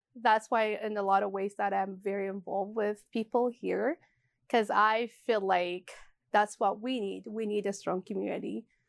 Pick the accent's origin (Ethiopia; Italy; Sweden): Ethiopia; Addis Ababa; moved away as an adult; now in Edmonton, Canada; growing up in Ethiopia